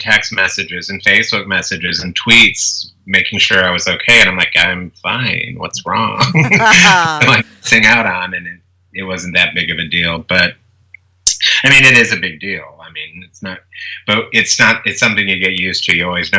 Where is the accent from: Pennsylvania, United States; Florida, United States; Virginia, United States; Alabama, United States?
Alabama, United States; now in New Orleans, United States; No, I'm originally from Alabama, but I moved around a lot growing up and as an adult. But I've been in New Orleans longer than I've been anywhere else.